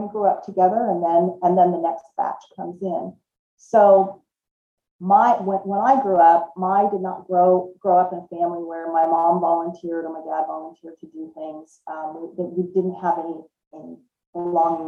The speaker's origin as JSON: {"language": "English", "region": "Southern California", "country": "United States", "tie": "born or raised there", "also_born_or_lived": "Washington State", "moved": "as an adult", "lives_now": "Washington, United States", "said": "I actually was born and raised in Southern California and moved to Washington State in about 1990 is when I moved here"}